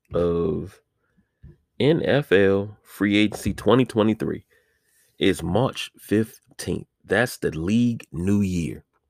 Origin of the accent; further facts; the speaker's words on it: United States; this is my country, right? I was born here. I'm an American citizen